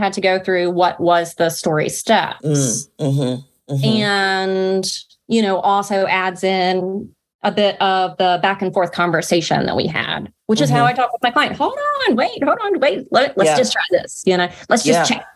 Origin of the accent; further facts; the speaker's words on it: North Carolina, United States; accent: Southern drawl; I'm Southern and from North Carolina